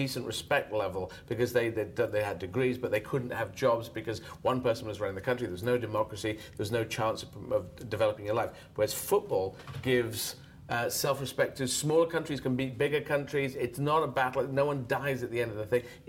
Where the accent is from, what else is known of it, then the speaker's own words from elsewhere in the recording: Yemen; I was born in Yemen